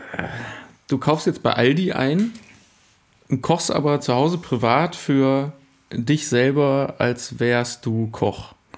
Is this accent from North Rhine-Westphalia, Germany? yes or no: yes; Cologne, North Rhine-Westphalia, Germany; Ich komme aus Köln, aus einer Stadt